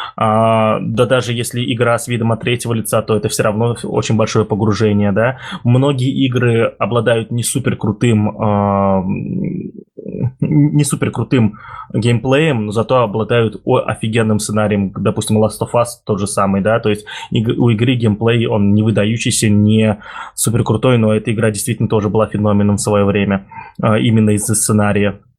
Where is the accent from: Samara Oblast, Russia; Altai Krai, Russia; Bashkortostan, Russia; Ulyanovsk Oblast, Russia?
Ulyanovsk Oblast, Russia; Ulyanovsk; я из Ульяновска, Дима из Самары, я из Ульяновска